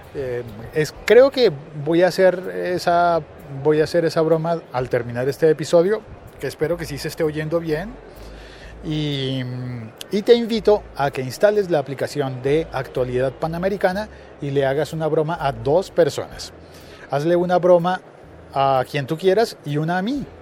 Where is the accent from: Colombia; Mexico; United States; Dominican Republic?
Colombia; como colombiano